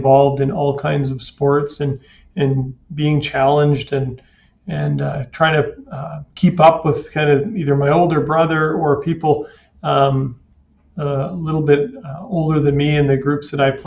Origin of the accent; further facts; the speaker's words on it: Kitimat, British Columbia, Canada; now in Kelowna, Canada; I grew up in a small town called Kitimat that had a little less than 10,000 people, an industry town.